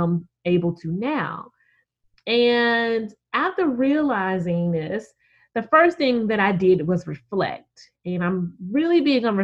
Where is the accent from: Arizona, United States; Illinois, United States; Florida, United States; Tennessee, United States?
Tennessee, United States; Memphis; my hometown of Memphis